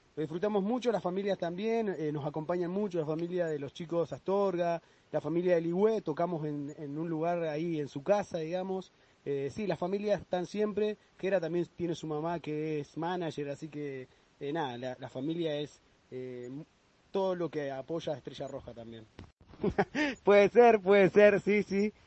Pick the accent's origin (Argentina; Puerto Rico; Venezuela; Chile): Argentina; Loncopué, Neuquén; Somos de Loncopúe, como decía, Neuquén, Patagonia, Argentina.